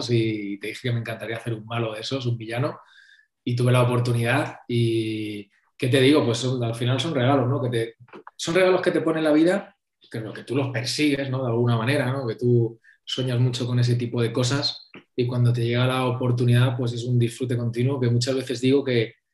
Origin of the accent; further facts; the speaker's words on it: Madrid, Community of Madrid, Spain; soy de Madrid